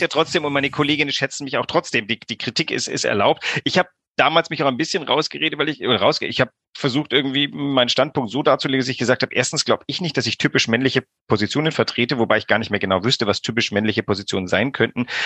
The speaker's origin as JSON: {"language": "German", "country": "Greece", "tie": "born or raised there", "moved": "yes", "lives_now": "Hamburg, Germany", "said": "ich bin auch in Griechenland groß geworden"}